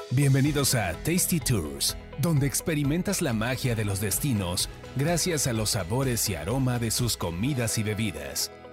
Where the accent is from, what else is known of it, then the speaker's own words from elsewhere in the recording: Mexico; yo como mexicano